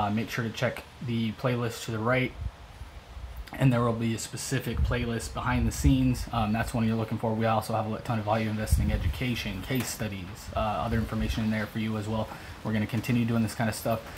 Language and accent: English; Midwest, United States; now in Tampa, United States; we're both from the Midwest, so a lot of Midwestern work ethic